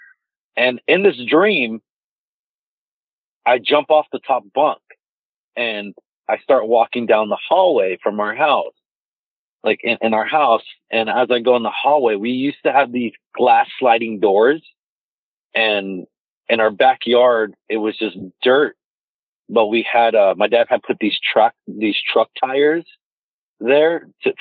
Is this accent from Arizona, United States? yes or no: yes; Mesa, Arizona, United States; I've lived here in Mesa, Arizona my entire life.